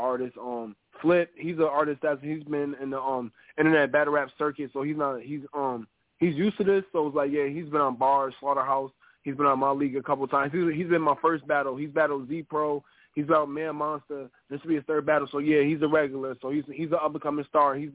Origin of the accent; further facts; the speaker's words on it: Syracuse, New York, United States; also born or lived in Holyoke, Massachusetts; I'm from Syracuse, New York.